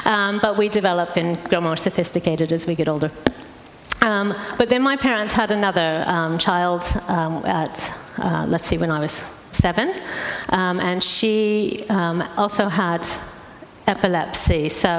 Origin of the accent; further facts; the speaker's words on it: St. Louis, Missouri, United States; Because my accent's changed quite a bit. But I grew up in St. Louis in the middle of America.